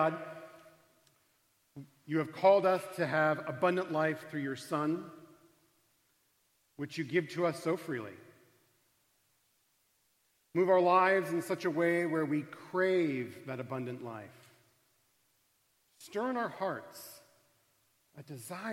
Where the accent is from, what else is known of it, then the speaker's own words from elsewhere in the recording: Arizona, United States; I come from Arizona, a state that has marine biology courses in the middle of the desert